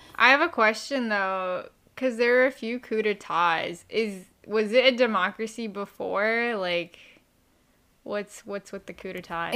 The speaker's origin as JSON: {"language": "English", "country": "United States", "said": "I'm American"}